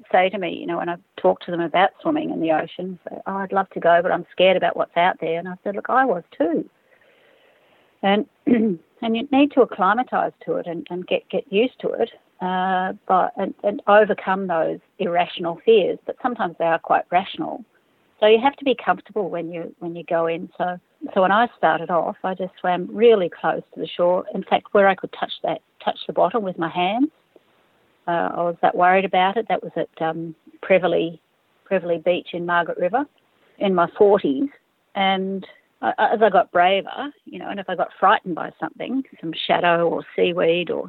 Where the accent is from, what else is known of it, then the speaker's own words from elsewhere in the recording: Fiji; I grew up in Fiji and spent a lot of time, you know, with my father and mother and sisters uh, swimming in around Coral Island.